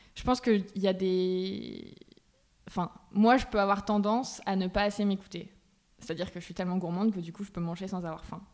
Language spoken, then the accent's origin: French; Bergerac, Nouvelle-Aquitaine, France; je viens de Bergerac, dans le sud-ouest